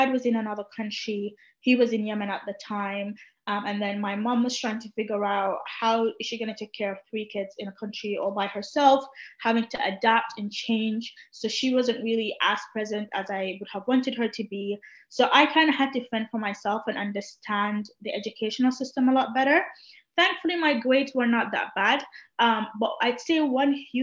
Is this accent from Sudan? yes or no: yes; Sudan; first language Arabic; English is a second language; now in London, United Kingdom; I'd come from Sudan, like it is 40 degrees and up all around.